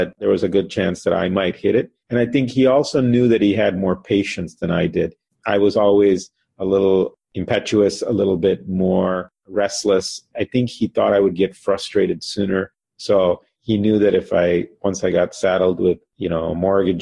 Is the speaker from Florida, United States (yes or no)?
no; Chicago, Illinois, United States; also born or lived in Cincinnati, Ohio; Grew up here in the Chicago market.